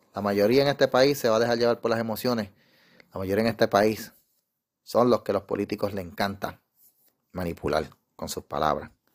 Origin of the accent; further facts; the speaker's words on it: Puerto Rico; yo soy de Calle